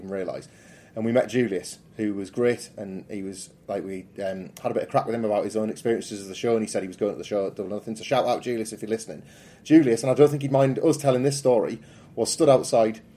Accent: United Kingdom; I'm being very British

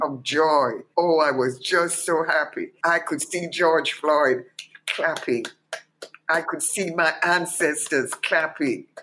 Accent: Kingston, Jamaica; moved away as an adult; also born or lived in London, United Kingdom; to swim across Kingston Harbor at 15

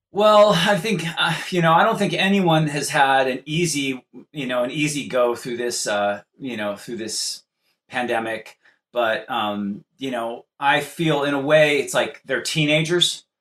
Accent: California, United States; I'm from California.

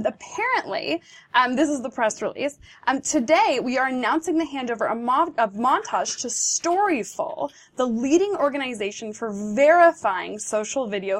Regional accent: United States; This is sort of my core right as an American.

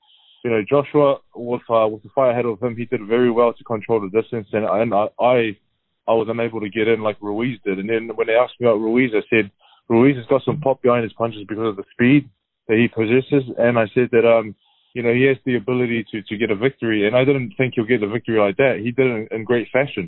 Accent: New Zealand; me as a New Zealander, Samoan

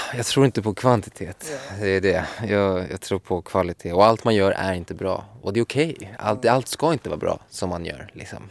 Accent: Sweden; moved away as an adult; also born or lived in Miami

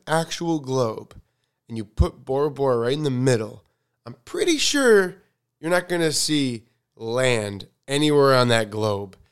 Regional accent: United States; I'm, I'm American, um, but my religion, I'm, I'm Jewish

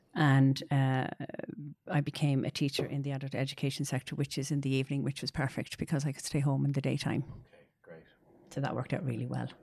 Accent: Dublin, Leinster, Ireland; I'm from Dublin

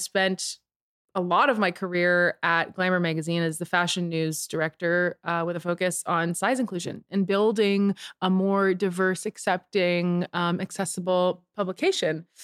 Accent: Canada; moved away as an adult; because I'm Canadian

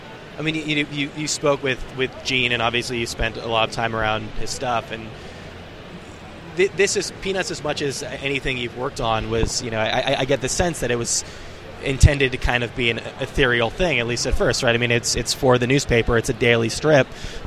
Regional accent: New York, United States; obviously, as a New Yorker, I can relate to this

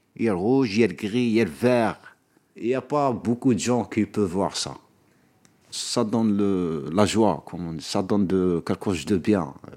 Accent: Béni Saf, Aïn Témouchent Province, Algeria; moved away as an adult; now in Paris, France; je suis algérien d'origine, j'ai grandi en Algérie, dans une province qui s'appelle Binissaf

